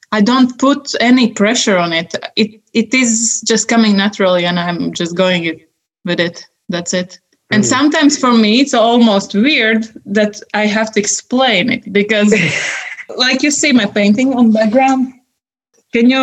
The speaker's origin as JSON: {"language": "English", "country": "Latvia", "tie": "born or raised there", "also_born_or_lived": "Sweden / Miami, United States", "second_language": "English", "moved": "as an adult", "said": "I was growing up in such a small village with, I didn't even know that we have two languages in country, Russian and Latvian"}